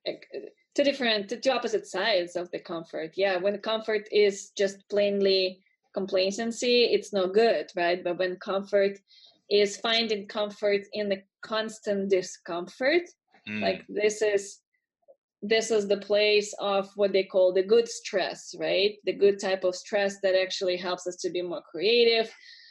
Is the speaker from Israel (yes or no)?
no; Russia; moved away as an adult; I'm originally from Russia